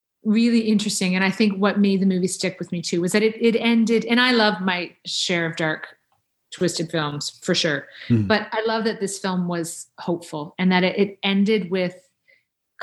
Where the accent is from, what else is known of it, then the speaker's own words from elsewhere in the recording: Canada; as a Canadian actor